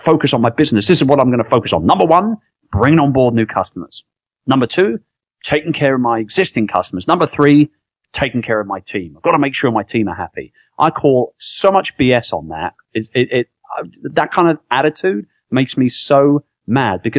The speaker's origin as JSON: {"language": "English", "region": "London", "country": "United Kingdom", "also_born_or_lived": "Philippines", "moved": "yes", "said": "I'm from London. I'm from England, right?"}